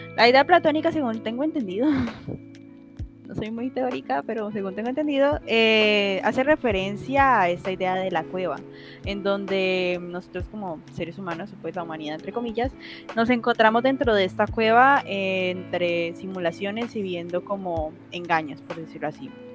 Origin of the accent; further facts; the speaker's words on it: Colombia; soy de Colombia